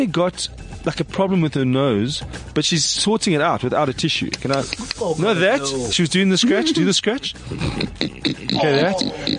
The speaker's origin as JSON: {"language": "English", "country": "South Africa", "said": "So if you're in Zimbabwe, you're like, oh, I'm from South Africa."}